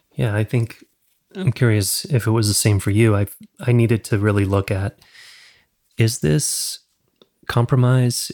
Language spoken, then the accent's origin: English; the South, United States; growing up in the South